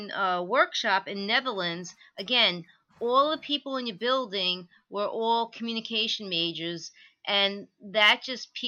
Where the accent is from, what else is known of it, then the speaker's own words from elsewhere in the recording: Levittown, New York, United States; my whole life, my last name was butchered growing up in Levittown